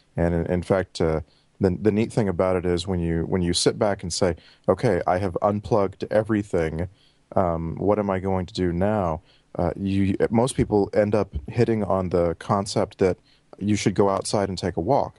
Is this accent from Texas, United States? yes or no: yes; Texas, United States; moved away as an adult; now in Vancouver, Canada; thirty-five years in Texas